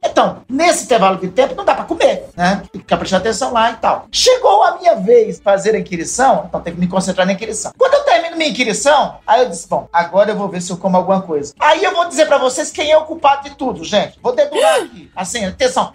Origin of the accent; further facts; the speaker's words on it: Garanhuns, Pernambuco, Brazil; now in Macapá, Brazil; eu nasci lá em Garanhuns